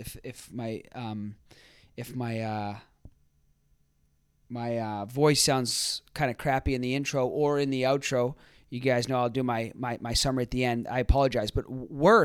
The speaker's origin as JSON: {"language": "English", "town": "Boston", "region": "Massachusetts", "country": "United States", "said": "we're both from Boston"}